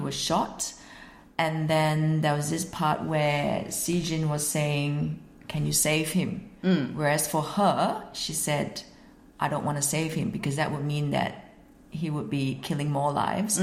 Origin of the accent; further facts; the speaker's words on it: Singapore; moved away as an adult; now in Sunshine Coast, Australia; So I'm actually Singaporean. I'm living in Australia because I'm married an Australian man